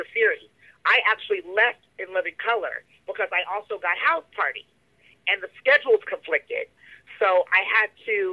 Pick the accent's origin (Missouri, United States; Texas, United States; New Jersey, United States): New Jersey, United States; growing up in New Jersey